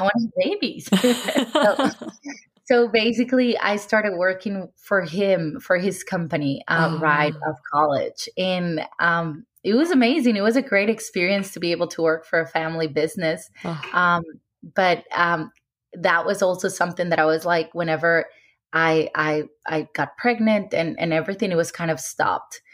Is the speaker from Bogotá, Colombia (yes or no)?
no; Cartagena, Bolívar, Colombia; also born or lived in Medellín, Colombia; I grew up in Cartagena with my parents